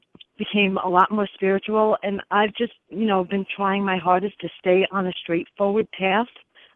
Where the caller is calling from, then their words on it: Long Island, New York, United States; New York, Long Island.